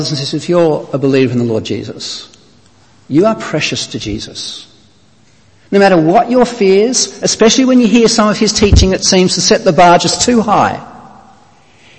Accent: Australia; moved away; you can tell from my accent I'm not from these parts. I'm from Australia originally.

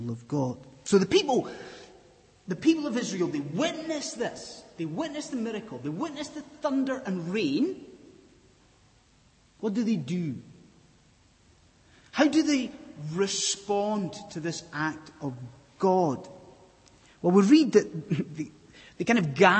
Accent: Scotland, United Kingdom; I'm from Scotland

